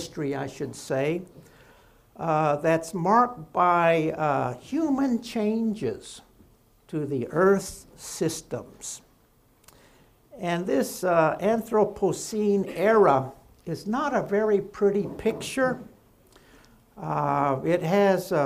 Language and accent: English; Oklahoma, United States; my home state of Oklahoma